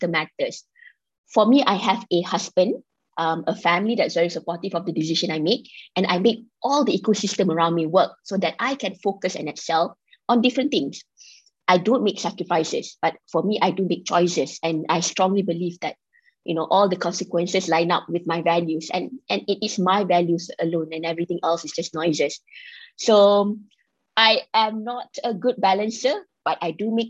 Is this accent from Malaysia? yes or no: yes; Kelantan, Malaysia; now in Kuala Lumpur, Malaysia; I am a girl from Kelantan, so both my parents are actually Kelantanese, and we now reside in KL